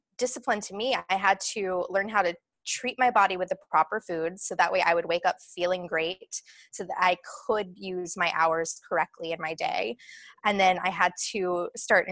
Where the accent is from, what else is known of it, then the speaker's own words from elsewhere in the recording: Atlanta, Georgia, United States; moved away as an adult; now in Los Angeles, United States; I'm born and raised in Atlanta.